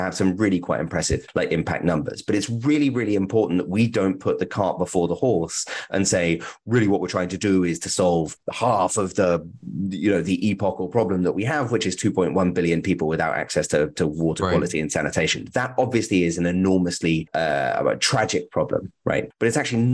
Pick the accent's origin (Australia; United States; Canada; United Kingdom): United Kingdom; as a British person